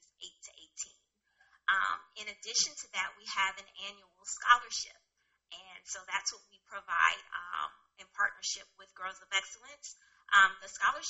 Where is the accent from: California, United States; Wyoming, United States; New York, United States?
California, United States; Los Angeles; moved away; I'm originally from Los Angeles, California, West Side